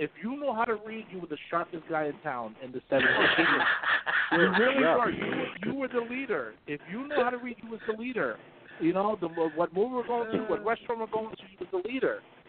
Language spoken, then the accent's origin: English; Atlantic City, New Jersey, United States; I grew up in Atlantic City.